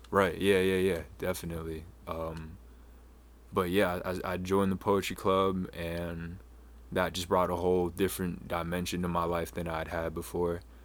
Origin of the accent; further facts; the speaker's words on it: Falmouth, Maine, United States; also born or lived in Houston, Texas / Washington, D.C.; I was born in Houston. Um, was adopted by a family up here, and I ended up growing up, uh, in Falmouth